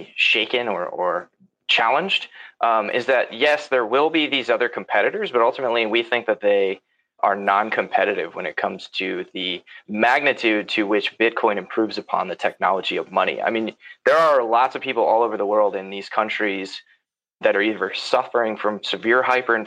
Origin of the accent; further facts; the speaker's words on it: United States; I'm an American